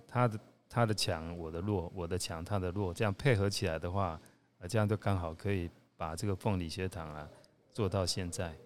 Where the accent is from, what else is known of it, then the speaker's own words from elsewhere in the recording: Taiwan; also born or lived in Kuala Lumpur, Malaysia; 台湾是我的 homeland 嘛，是我的故乡